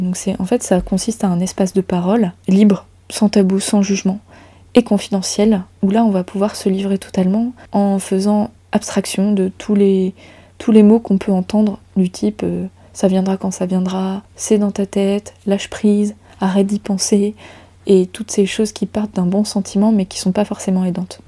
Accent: Brittany, France; chez nous en Bretagne

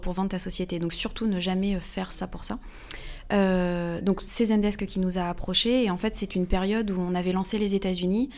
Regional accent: Normandy, France; also born or lived in Paris, France; now in Hossegor, France; je viens de Normandie à la base

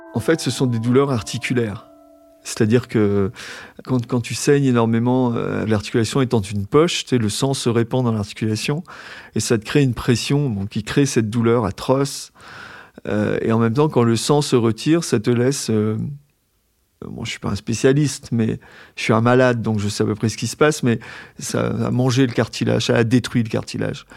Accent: Brest, Brittany, France; J'ai grandi à Brest

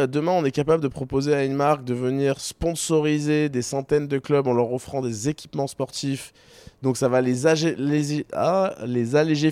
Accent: Toulon, Provence-Alpes-Côte d'Azur, France; moved away as an adult; also born or lived in Paris; now in Marseille, France; je viens de Toulon à la base

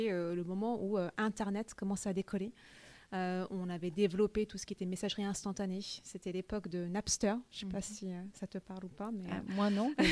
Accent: Paris, Île-de-France, France; also born or lived in United States; je suis à la base franco-vietnamienne. Je suis née à Paris, mais à l'âge de 5 ans, j'ai déménagé aux États-Unis. J'y ai vécu jusqu'à l'âge de 11 ans. Euh, je suis rentrée en France euh, où j'ai fait le collège et le lycée.

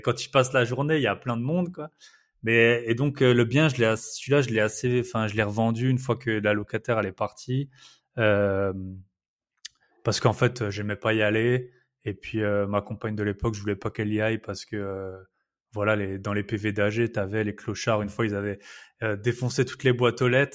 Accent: Alsace, Grand Est, France; accent: Alsatian; moved away as an adult; je suis Alsacien

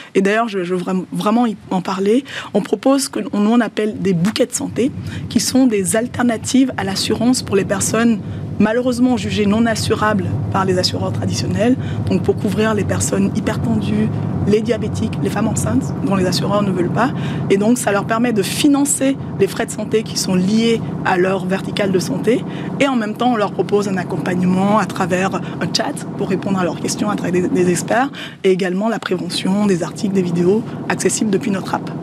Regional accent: Benin; Le Yoruba est une langue qui est parlée au Bénin, dans mon pays d'origine

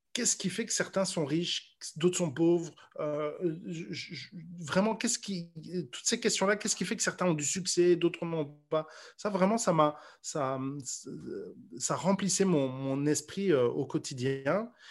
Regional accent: Mons, Wallonia, Belgium; moved away as an adult; also born or lived in Brussels, Belgium; now in Paris, France; moi je suis natif de Mons

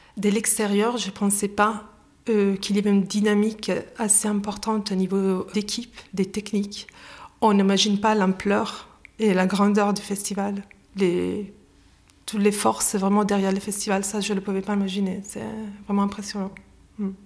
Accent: Italy; French is a second language; moved away as an adult; also born or lived in England; now in Lyon, France; Je suis italienne, donc euh, ça fait désormais plus de dix ans que j'habite à Lyon, entre Lyon et l'Angleterre

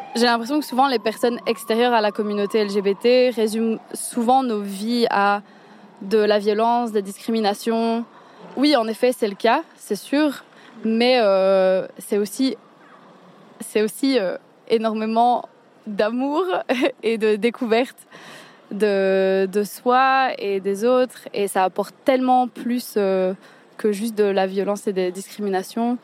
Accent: Liège, Wallonia, Belgium; je suis liégeoise, j'ai 24 ans

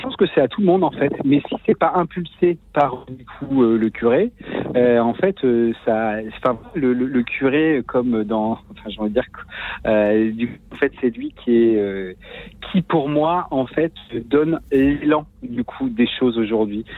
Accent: Lorient, Brittany, France; je suis de, de Lorient

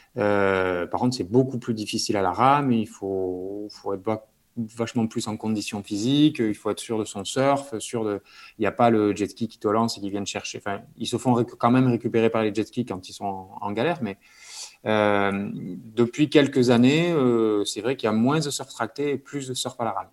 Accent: Bayonne, Nouvelle-Aquitaine, France; moved away as an adult; also born or lived in Toulouse; grandi près de la mer, donc au Pays Basque, à je pense 5 minutes de la plage.

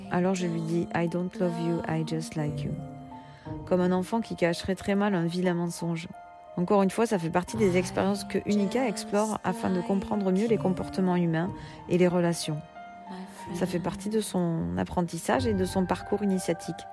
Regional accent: Toulouse, Occitania, France; now in Paris, France; je suis toulousaine depuis plusieurs générations, mais en ce moment je vis à Paris. Mais je descends très souvent pour voir ma famille, mes amis et faire des concerts.

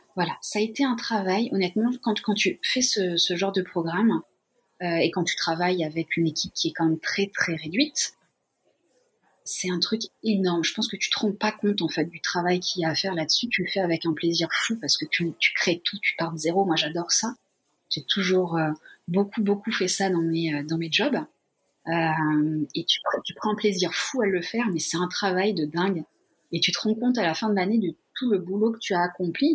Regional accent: Limousin, Nouvelle-Aquitaine, France; moved away as an adult; also born or lived in Lyon; now in Japan; je suis originaire du Limousin

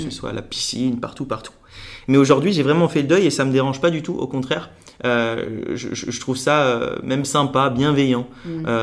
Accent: Lunéville, Grand Est, France; J'ai grandi en, Lorraine, à côté de Nancy

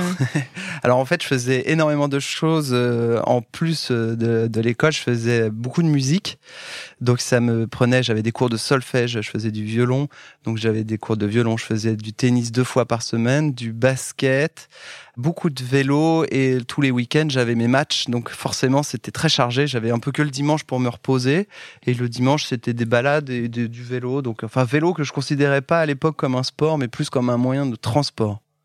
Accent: Châteauroux, Centre-Val de Loire, France; je viens historiquement du centre de la France où je suis né à côté de Châteauroux. Enfin, je suis né à Châteauroux.

